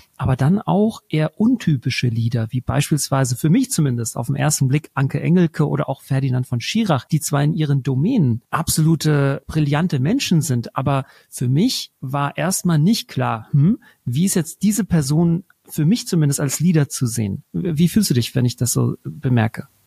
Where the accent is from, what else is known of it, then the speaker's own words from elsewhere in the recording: Germany; wo kommst du her? Und dann sage ich Deutschland